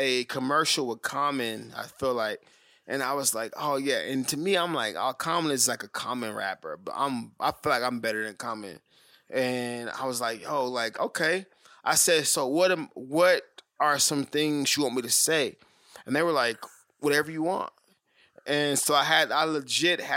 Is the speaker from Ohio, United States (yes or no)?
no; Oklahoma City, Oklahoma, United States; also born or lived in Tucson; I'm from Oklahoma City.